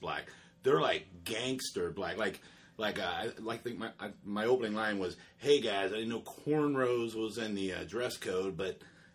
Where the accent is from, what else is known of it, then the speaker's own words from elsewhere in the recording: Tampa, Florida, United States; We're both born and raised in Tampa